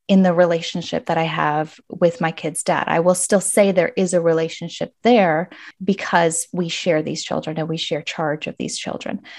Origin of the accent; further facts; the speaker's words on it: Arizona, United States; moved away as an adult; But I am back in my home state of Arizona